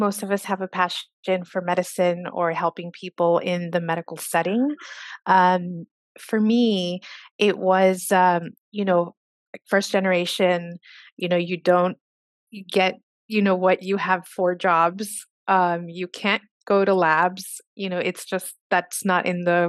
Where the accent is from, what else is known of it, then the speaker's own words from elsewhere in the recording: Socorro, Texas, United States; I am originally from Socorro, Texas. That is a very rural community outside El Paso, Texas.